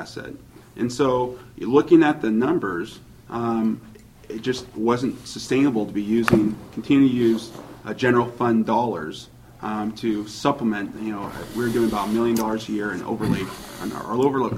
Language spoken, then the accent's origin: English; Lacey, Washington, United States; also born or lived in Lakewood; in the city that I was born and raised on. I was born and raised on Lacey Street